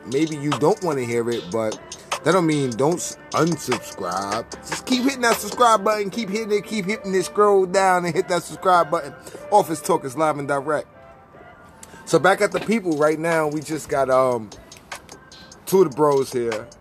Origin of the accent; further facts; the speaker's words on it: New York, United States; moved away; I'm from New York